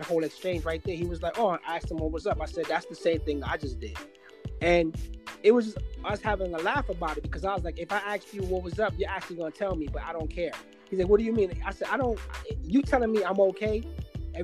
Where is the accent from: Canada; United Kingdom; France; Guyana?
Guyana; now in United States; I'm South American, but they identify us as Caribbean, but I was born in South America